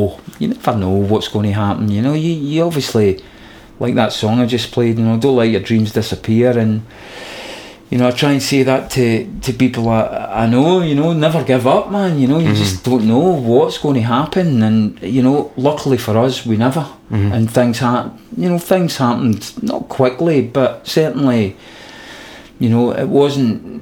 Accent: Glasgow, Scotland, United Kingdom; we're from Glasgow

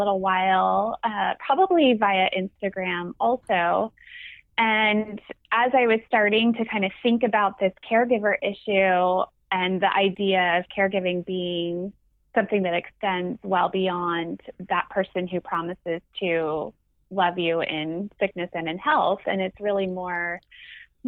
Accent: near Santa Cruz, California, United States; now in Santa Cruz, United States; I grew up about only maybe 15 miles actually from Santa Cruz.

